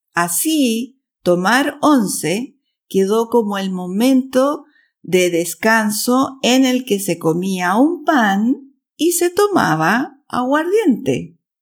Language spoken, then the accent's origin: Spanish; Chile; now in Switzerland; chilena, vivo en Suiza